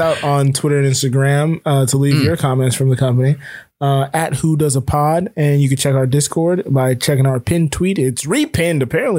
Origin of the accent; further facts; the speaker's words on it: Florida, United States; growing up in Florida, when I was growing up, I almost drowned.